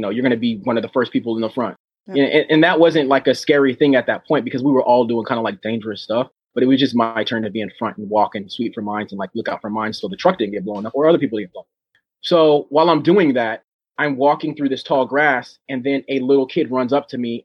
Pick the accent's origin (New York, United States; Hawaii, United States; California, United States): California, United States; Oceanside; moved away as an adult; I grew up in Oceanside, California with all these different races